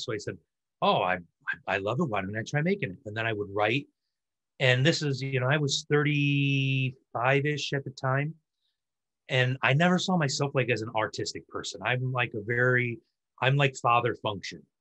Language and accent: English; Michigan, United States; I'm from Michigan, and in Michigan we had a lot of Norwegian, you know, Nordic sort of immigrants come